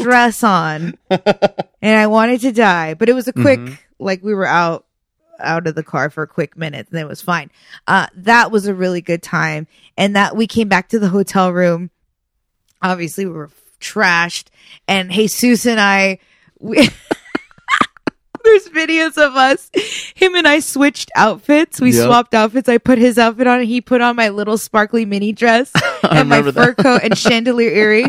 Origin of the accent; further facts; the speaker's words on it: Rancho Santa Margarita, California, United States; My old neighbor that I grew up with in Rancho Santa Margarita, I've known her and her family since I was probably like 12 years old.